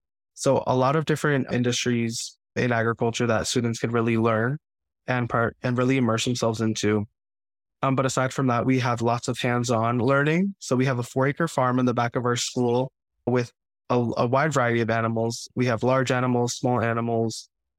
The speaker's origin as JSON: {"language": "English", "town": "Queens", "region": "New York", "country": "United States", "tie": "born or raised there", "said": "I always grew up loving plants and animals, going to the farm, the local zoo. And really, up until I came to choose a high school in Queens"}